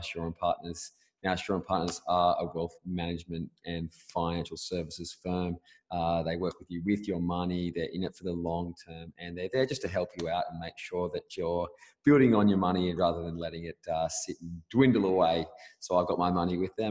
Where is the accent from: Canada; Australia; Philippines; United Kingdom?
Australia; Caves Beach, New South Wales; moved away as an adult; also born or lived in Belmont, New South Wales / Gold Coast, Queensland; now in Perth, Australia; I am 29 years old. I grew up in Caddis Beach, lived there till I was 18